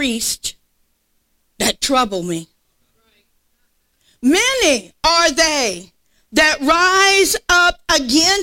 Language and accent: English; South Louisiana, United States; I'm from South Louisiana